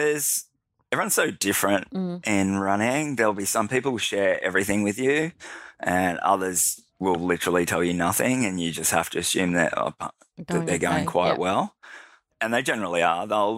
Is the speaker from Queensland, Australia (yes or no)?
no; Penrith, New South Wales, Australia; I grew up in Penrith. We didn't have a car or a television, so I didn't have a lot to do other than play sport.